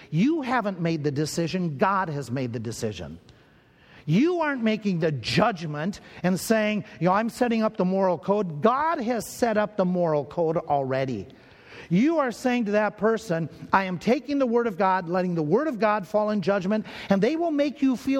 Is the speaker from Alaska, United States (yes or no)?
no; Minnesota, United States; I grew up in Minnesota. And growing up in Minnesota, that area, one of the churches I went to was called Berean Baptist Church there in the Twin Cities